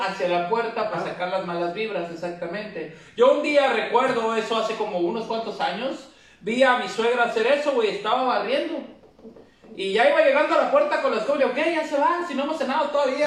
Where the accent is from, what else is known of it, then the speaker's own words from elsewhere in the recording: Mexico; somos mexicanos